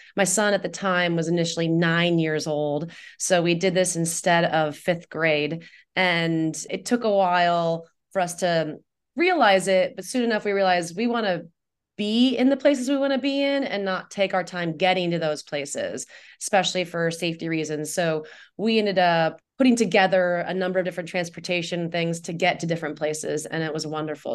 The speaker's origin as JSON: {"language": "English", "region": "Indiana", "country": "United States", "tie": "born or raised there", "also_born_or_lived": "Guatemala / Costa Rica / Nicaragua", "moved": "as an adult", "lives_now": "Tucson, United States", "said": "I grew up in Indiana"}